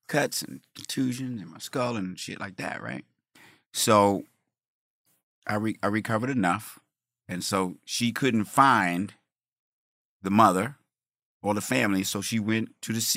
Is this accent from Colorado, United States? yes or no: yes; Colorado, United States; also born or lived in Wyoming; I grew up in Colorado